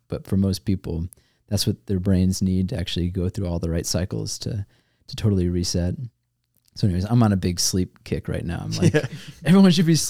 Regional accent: Georgia, United States; I grew up not in Michigan, which uh-huh. always surprises people because I grew up in Georgia, but have no accent.

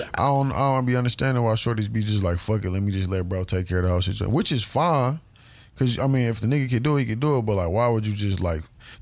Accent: Mississippi, United States; That's why I fucked with how we was raised in Mississippi. Because, nigga, everybody was outside, nigga.

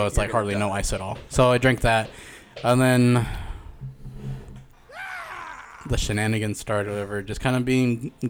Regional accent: California, United States; we're from California.

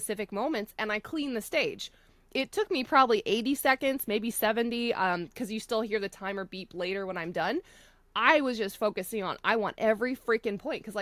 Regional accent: Florida, United States; moved away; I come from Florida where it's flat

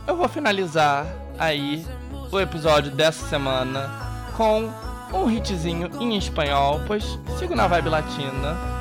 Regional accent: Brazil; eu como brasileiro

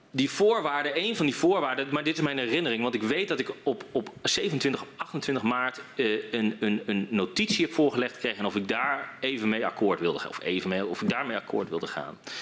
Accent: Groningen, Netherlands; in de provincie waar ik vandaan kom

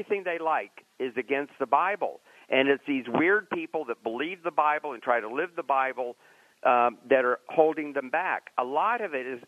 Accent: Lakeland, Florida, United States; now in Orlando, United States; I grew up in Lakeland

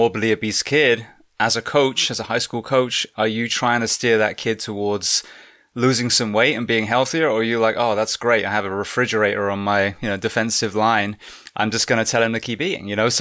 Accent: England, United Kingdom; moved away as an adult; now in United States; as an Englishman coming over here

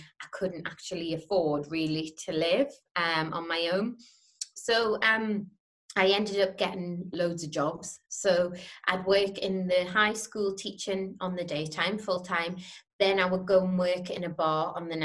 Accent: Newcastle upon Tyne, North East England, United Kingdom; I was from Newcastle

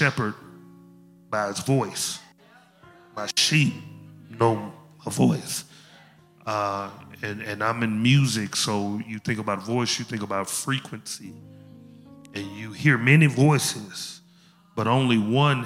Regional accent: Memphis, Tennessee, United States; I'm from Memphis. I speak slow

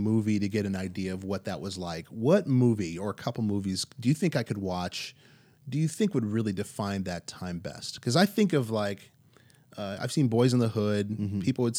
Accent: Compton, California, United States; I think just growing up in Compton, there was such an explosion of artistry, believe it or not, of creativity during that era.

